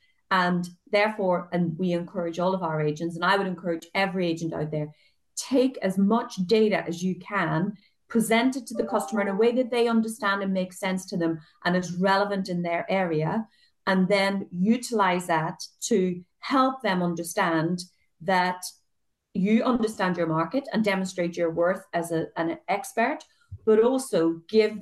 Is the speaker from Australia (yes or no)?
no; Ireland; I'm Irish